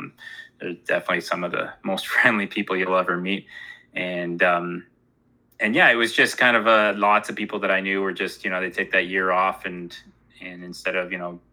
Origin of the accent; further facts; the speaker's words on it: Ontario, Canada; moved away as an adult; now in British Columbia, Canada; I actually grew up in Ontario. So until I was 21, I lived there